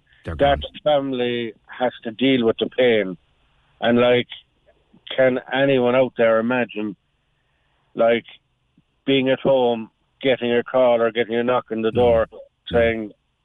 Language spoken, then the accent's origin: English; Munster, Ireland; when I moved up from West Cork, it wasn't something that we knew a lot of down there, but since I moved up here, it seems to be kind of like a norm